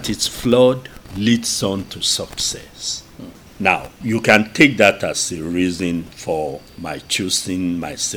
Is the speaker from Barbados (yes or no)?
no; Ogbomosho, Oyo, Nigeria; I'm from Ugbomosho